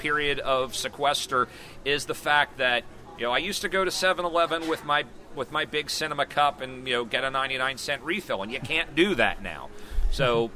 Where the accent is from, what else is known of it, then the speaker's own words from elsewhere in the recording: Cincinnati, Ohio, United States; moved away; when I was a kid growing up in Cincinnati